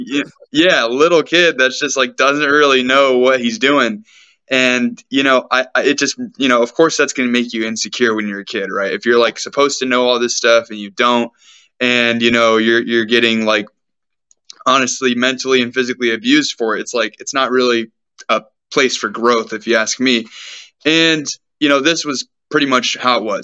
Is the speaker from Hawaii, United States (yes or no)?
no; Sacramento, California, United States; me being born and growing up in Sacramento, California, which is the place that I am actually still